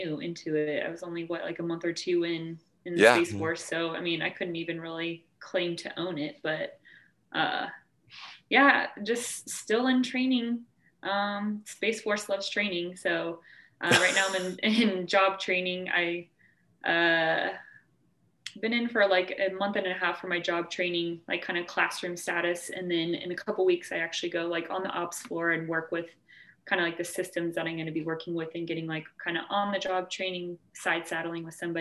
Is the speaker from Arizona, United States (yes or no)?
yes; Arizona, United States; now in California, United States; I'm from Arizona originally